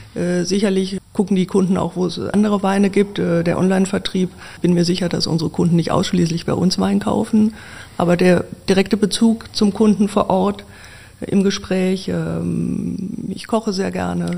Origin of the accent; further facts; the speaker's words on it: Wiesbaden, Hesse, Germany; also born or lived in Marburg; in meiner Geburtsstadt Wiesbaden, meiner alten Heimat